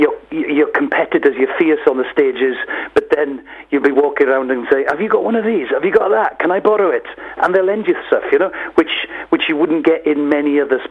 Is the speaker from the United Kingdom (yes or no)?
yes; West Wales, United Kingdom; I was from West Wales